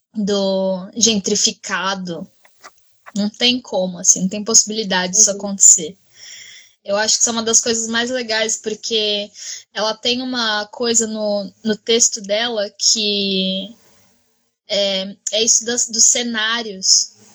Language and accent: Portuguese; Brazil; como brasileira